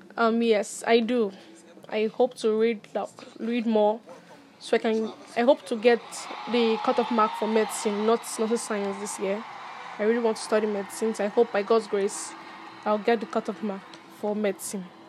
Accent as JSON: {"language": "English", "region": "Benue", "country": "Nigeria", "said": "I'm from Benue State. I'm 16 years old."}